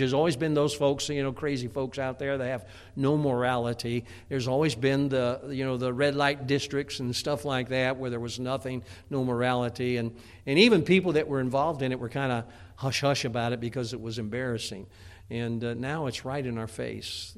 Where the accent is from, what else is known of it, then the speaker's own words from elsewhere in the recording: Chicago, Illinois, United States; now in Pennsylvania, United States; I grew up in the Chicagoland area